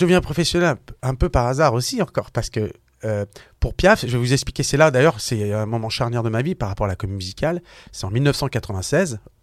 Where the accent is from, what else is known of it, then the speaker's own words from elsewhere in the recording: Issy-les-Moulineaux, Île-de-France, France; j'ai grandi à Issy-le-Moulineau, donc dans le 92. voilà, tout simplement euh, en France